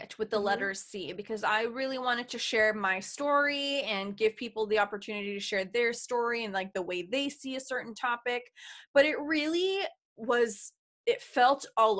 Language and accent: English; Canada; I'm Canadian